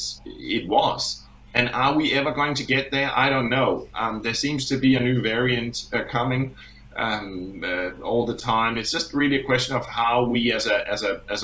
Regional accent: Denmark; now in Australia; I'm originally from Denmark

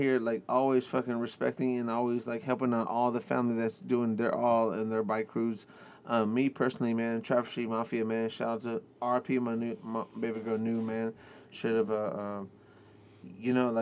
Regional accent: Houston, Texas, United States; I'm from Northside

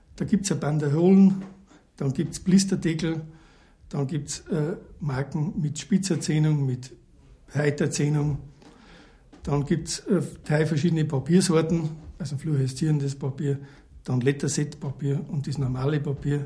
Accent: Passau, Bavaria, Germany; ich bin Deutscher und gebürtiger Passauer

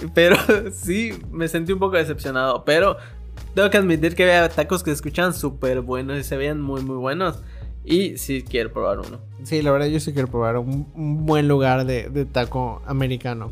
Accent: Yucatán, Mexico; accent: Yucatecan; Yo tengo acento yucateco súper marcado

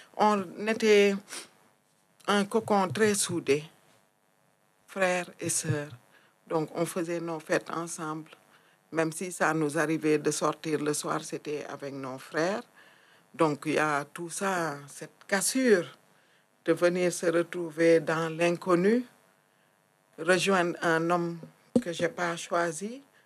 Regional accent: Thiès, Senegal; moved away as an adult; also born or lived in Casamance; now in France; Je suis née au Sénégal. J'ai grandi dans une région qui se situe à 70 euh, km de Dakar, qui s'appelle Thiès.

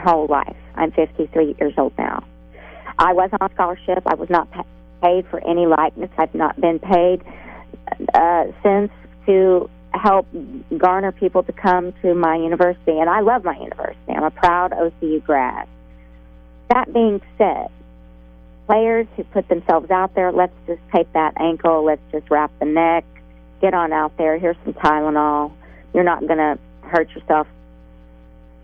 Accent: Oklahoma, United States; now in California, United States; I'm from Oklahoma

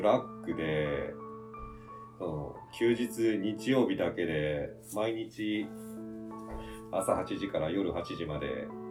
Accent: Japan; うちの実家の舞鶴村の方に戻ってきて

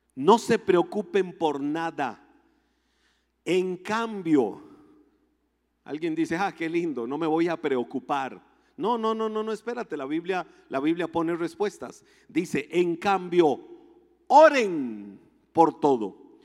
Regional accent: Costa Rica; nosotros en Costa Rica

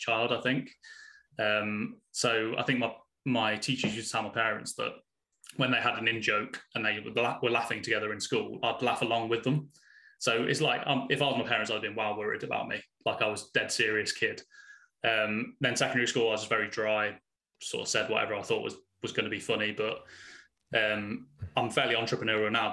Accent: Warwickshire, West Midlands, United Kingdom; moved away as an adult; also born or lived in Sheffield; I'm originally from Warwickshire, which no one knows where that is. So then I go to Birmingham, but without the accent

